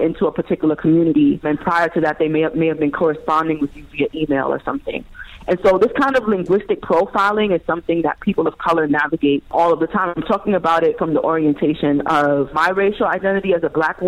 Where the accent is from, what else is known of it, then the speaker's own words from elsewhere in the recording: New York City, New York, United States; I was born and raised in Brooklyn, New York